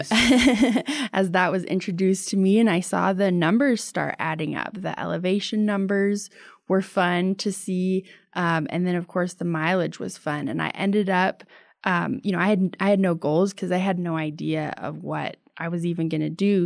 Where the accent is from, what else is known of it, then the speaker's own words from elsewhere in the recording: Colorado, United States; I'm from Colorado. And so I know all these suburbs and all these parts of town